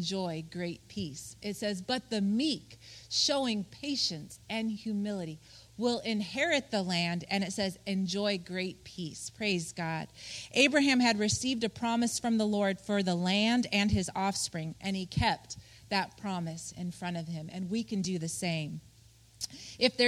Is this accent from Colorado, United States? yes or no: yes; Colorado, United States; we grew up in Colorado